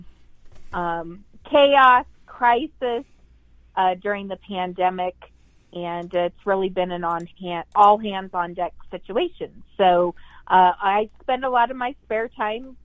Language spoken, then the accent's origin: English; Colorado, United States; moved away as an adult; also born or lived in Pennsylvania; I'm from Colorado.